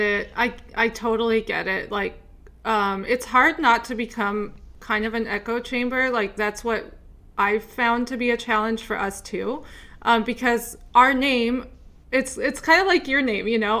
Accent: Upper Midwest, United States; moved away; also born or lived in Texas; I grew up in the Midwest, the Upper Midwest

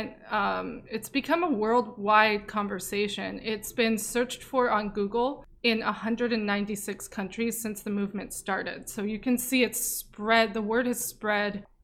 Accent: Saudi Arabia; now in United States; I'm Saudi and a lesbian

